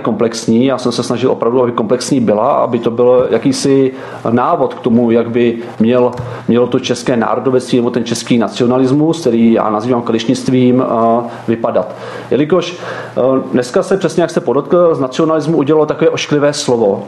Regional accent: Czechia; my jsme hrdí na to, že jsme Češi

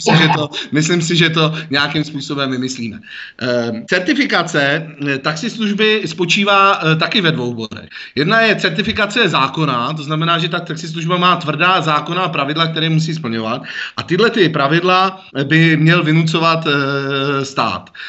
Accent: Prague, Czechia; jako Pražák

